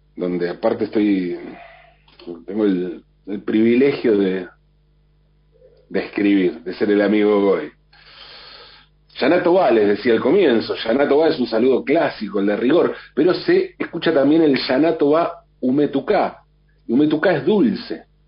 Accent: Argentina; para nosotros en la Argentina

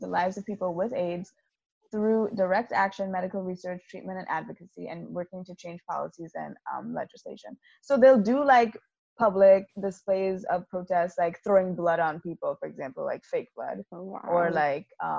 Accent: Trinidad & Tobago; being Trinidadian

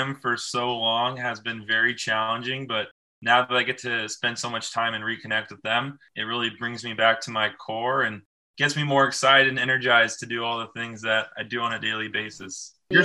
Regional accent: Moorpark, California, United States; I grew up in a small town called Moore Park, California, 66 miles outside of Los Angeles

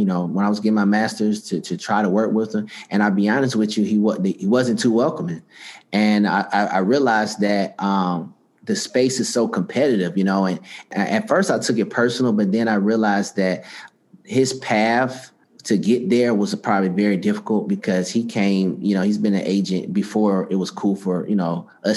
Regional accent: Atlanta, Georgia, United States; also born or lived in Virginia; I'm from Atlanta, Georgia

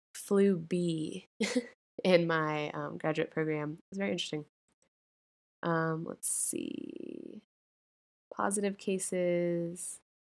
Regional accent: Colorado, United States; my home state of Colorado

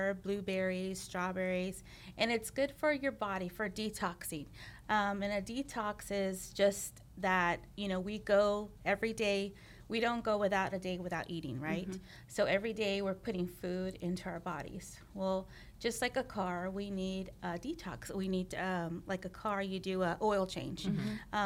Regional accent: Pearland, Texas, United States; also born or lived in Houston area; I grew up in Pearland

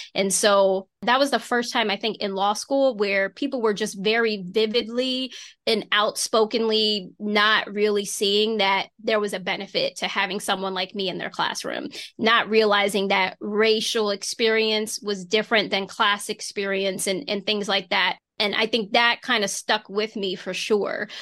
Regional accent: Reading, Pennsylvania, United States; also born or lived in Philadelphia, Pennsylvania; That's where I'm originally from, but I was born in Philadelphia, Pennsylvania. So, we grew up in Reading and we moved to the suburbs

